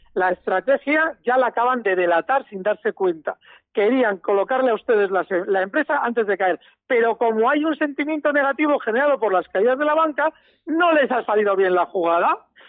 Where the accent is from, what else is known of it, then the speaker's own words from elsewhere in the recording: Biscay, Basque Country, Spain; aquí de Vizcaya, y los de Vizcaya pues somos muy del BBV y de Iberdrola